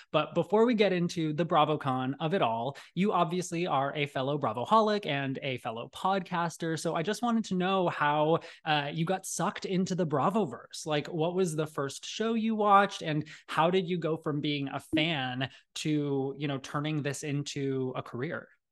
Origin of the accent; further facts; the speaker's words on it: Arizona, United States; growing up in Arizona